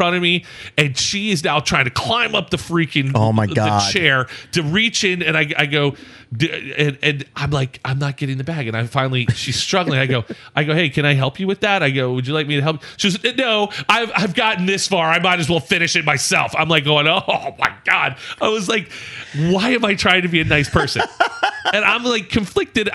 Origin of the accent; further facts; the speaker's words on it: the South, United States; I was born in the South.